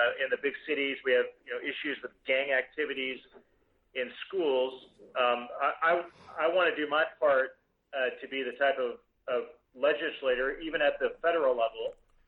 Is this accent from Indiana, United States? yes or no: yes; Indiana, United States; my home state in Indiana